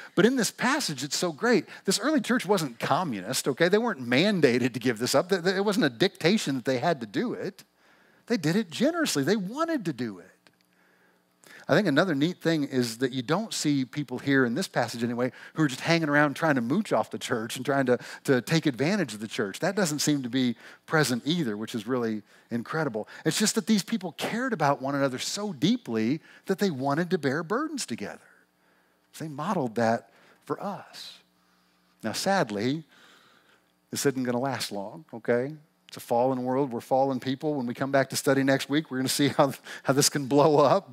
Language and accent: English; Missouri, United States; accent: twangy; moved away as an adult; now in Pacific Northwest, United States; we never lived anywhere but the little town we grew up in Missouri